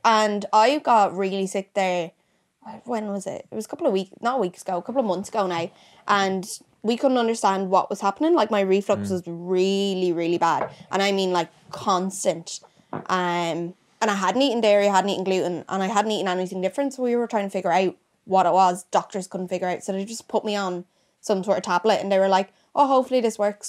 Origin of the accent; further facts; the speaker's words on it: Gorey, County Wexford, Ireland; I'm from Wexford